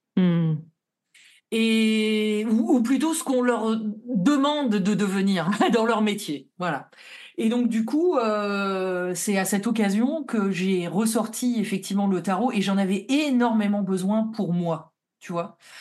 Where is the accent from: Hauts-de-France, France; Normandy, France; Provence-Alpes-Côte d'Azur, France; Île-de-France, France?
Hauts-de-France, France; Lille; je suis vraiment de la ville de Lille